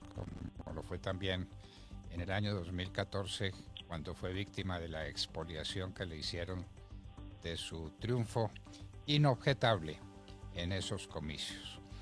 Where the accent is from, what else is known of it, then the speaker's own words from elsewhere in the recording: Colombia; nuestro agradecimiento como colombianos